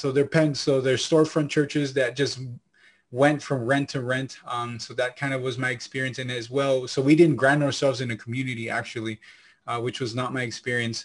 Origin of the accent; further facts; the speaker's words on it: Santa Ana, California, United States; also born or lived in Lima, Peru; I was born in Lima, Peru, uh, my parents and were there, and then we immigrated up here towards, uh, California when I was a baby